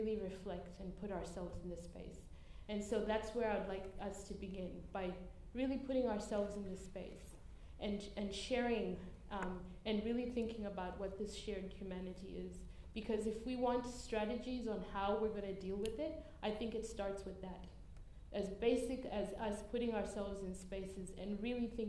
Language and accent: English; Zimbabwe; now in Australia; I was born in Zimbabwe